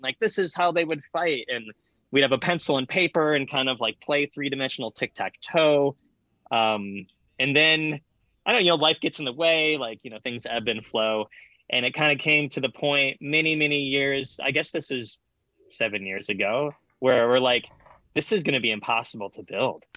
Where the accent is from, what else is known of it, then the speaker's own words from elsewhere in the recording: Michigan, United States; also born or lived in Grand Rapids, Michigan / Saline, Michigan; We both lived in Michigan at the time. I moved from Grand Rapids to a place called Saline, Michigan